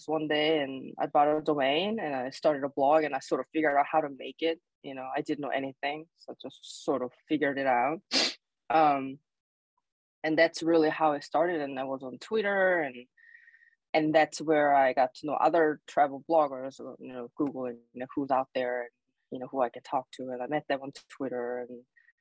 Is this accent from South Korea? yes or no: yes; South Korea; English is a second language; moved away as an adult; now in Alaska, United States; So I was born and raised in Korea